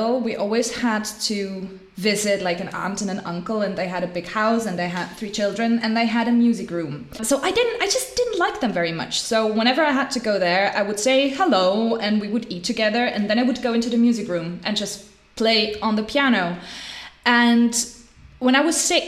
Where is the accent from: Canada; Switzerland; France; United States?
Switzerland; growing up in Switzerland, I mean, life is privileged here